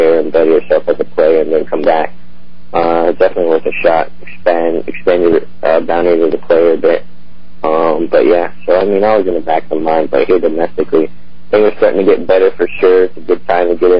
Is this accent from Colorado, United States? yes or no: yes; Colorado Springs, Colorado, United States; moved away; played on my club team growing up in Colorado Springs